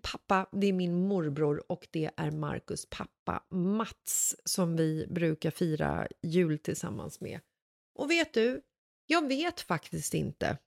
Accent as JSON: {"language": "Swedish", "town": "Stockholm", "region": "Stockholm County", "country": "Sweden", "tie": "born or raised there", "said": "Bagarmossen som är platsen söder om Stockholm där jag växte upp när jag var liten"}